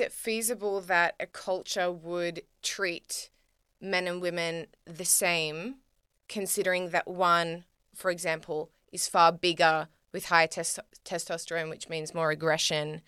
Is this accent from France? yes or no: no; Australia; me as an Australian woman